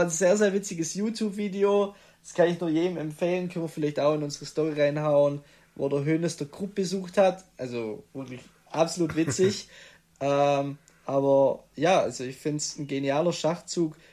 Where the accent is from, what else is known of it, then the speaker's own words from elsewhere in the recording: Stuttgart area, south towards Tübingen, Baden-Württemberg, Germany; Raum Stuttgart, dann Klassiker, gehst Richtung Tübingen oder äh, gehst südlicher